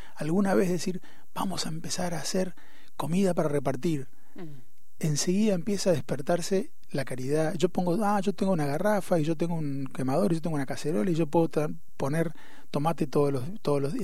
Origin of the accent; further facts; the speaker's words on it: Posadas, Misiones, Argentina; moved away as an adult; now in Buenos Aires, Argentina; yo nací en Misiones, en Posadas, y mm. cuando terminé el colegio vine a Buenos Aires a estudiar